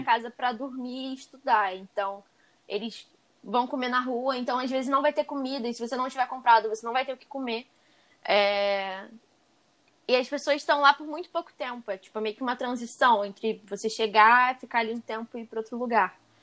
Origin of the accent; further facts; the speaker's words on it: Brazil; eu sou brasileira